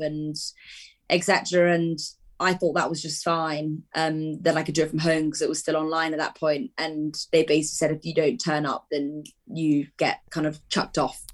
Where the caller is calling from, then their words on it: Newmarket, East of England, United Kingdom; also born or lived in Edinburgh; I'm calling you from home, which is just outside Newmarket